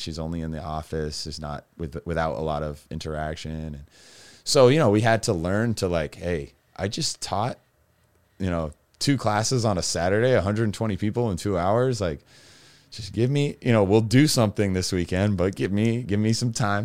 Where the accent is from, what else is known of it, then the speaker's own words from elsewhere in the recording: Massachusetts, United States; Growing up in Massachusetts